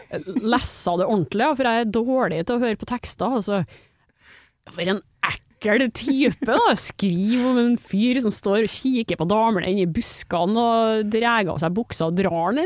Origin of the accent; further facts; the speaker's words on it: Trondheim, Trøndelag, Norway; accent: trøndersk; Jeg kommer fra Trondheim